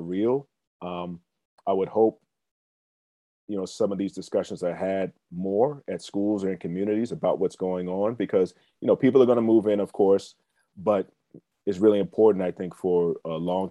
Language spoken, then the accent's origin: English; Silver Spring, Maryland, United States; I grew up in Silver Spring, Maryland